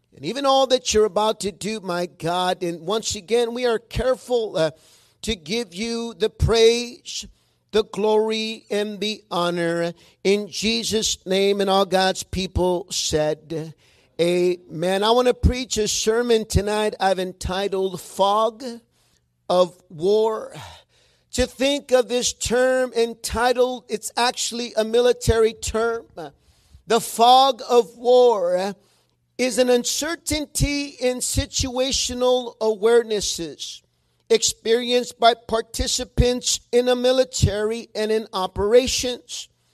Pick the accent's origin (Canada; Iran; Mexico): Mexico; accent: Mexican; sometimes my Mexican accent does come out when I'm reading